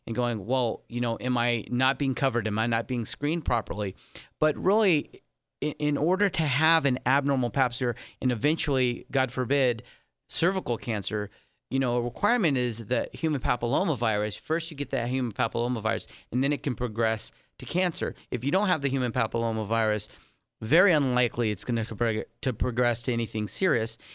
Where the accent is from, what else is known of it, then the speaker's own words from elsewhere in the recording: San Diego, California, United States; also born or lived in Saint Martin; now in Las Vegas, United States; I was, um, raised in San Diego, California